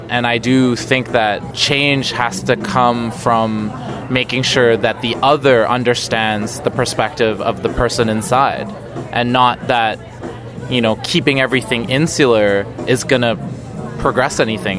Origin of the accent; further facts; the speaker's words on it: Canada; growing up in Canada